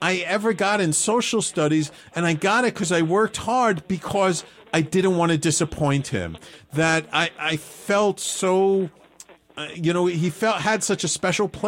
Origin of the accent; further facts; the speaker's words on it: New York City, New York, United States; I grew up in the North Bronx